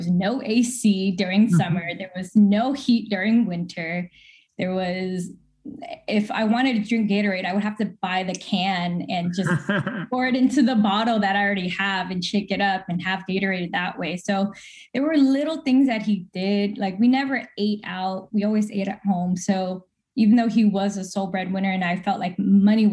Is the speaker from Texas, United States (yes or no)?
no; Fairfield, California, United States; now in Sacramento, United States; I grew up in Fairfield